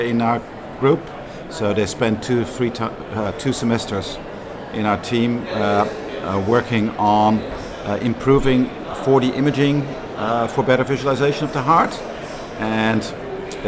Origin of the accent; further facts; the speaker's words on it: Amsterdam, North Holland, Netherlands; English is a second language; moved away as an adult; now in Manchester, United Kingdom; was born and raised in Amsterdam